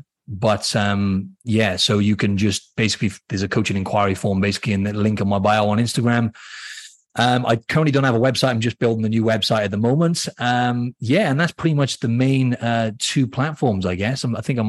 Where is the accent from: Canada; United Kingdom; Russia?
United Kingdom; Cardiff, Wales; accent: Welsh; So for anyone who doesn't know, in Wales, I'm from the city, the capital, C